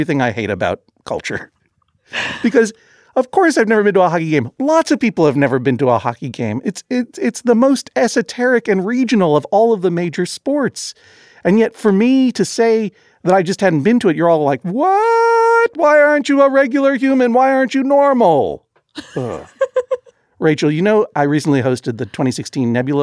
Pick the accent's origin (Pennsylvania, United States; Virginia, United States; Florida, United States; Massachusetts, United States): Massachusetts, United States; Boston; I grew up in Boston